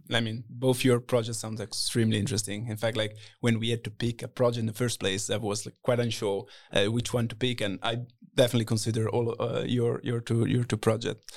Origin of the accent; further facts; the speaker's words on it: Italy; moved away; I'm twenty-four, originally from Italy